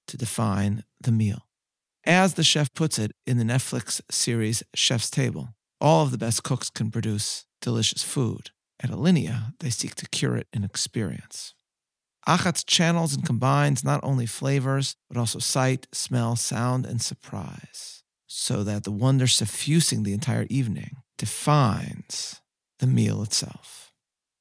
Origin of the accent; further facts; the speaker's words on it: Chicago, Illinois, United States; Chicago. Long has my hometown been known as a utopia among cities.